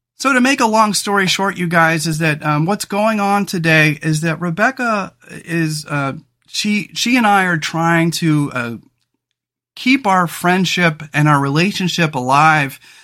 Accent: Central Coast, California, United States; moved away as an adult; now in Oregon, United States; we grew up in California on the Central Coast

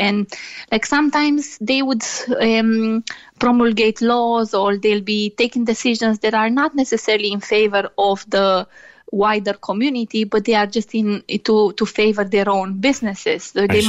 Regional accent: Romania; English is a second language; now in Ireland; I'm from Romania, yes.

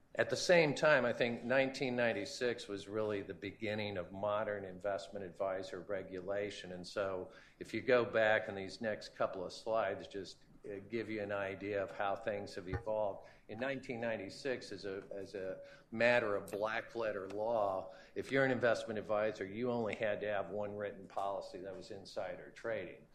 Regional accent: Kansas, United States; my home state of Kansas

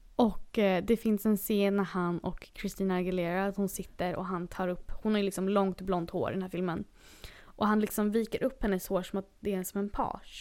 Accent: Sweden; moved away as an adult; now in Los Angeles, United States; jag är svensk

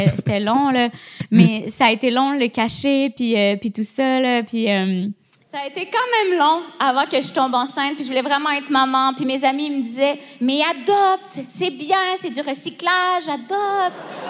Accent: Quebec, Canada; accent: Quebec; nous, les Québécois

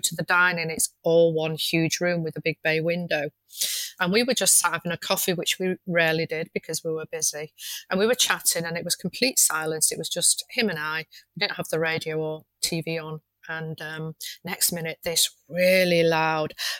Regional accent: Manchester, North West England, United Kingdom; moved away; I'm originally from Manchester

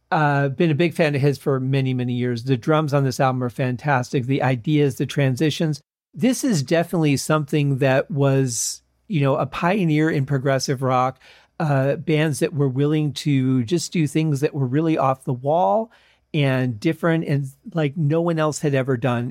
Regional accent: Michigan, United States; growing up in Michigan

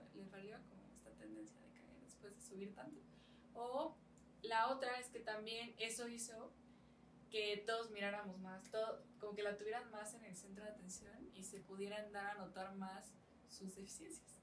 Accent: Totolac, Tlaxcala, Mexico; en mi pueblito, de donde soy, yo soy de, Totolac, de una comunidad que se llama Santiago Petitpac

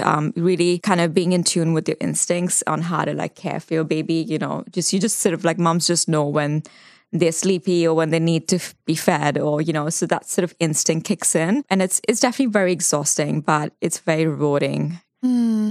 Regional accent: Mumbai, Maharashtra, India; moved away as an adult; also born or lived in London / Dubai; now in New Zealand; So I grew up in Mumbai. I was born there

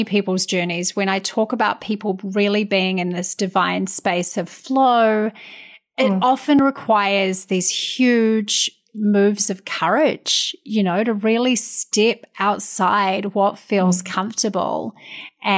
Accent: New Zealand; now in United States; being a New Zealander living in the States

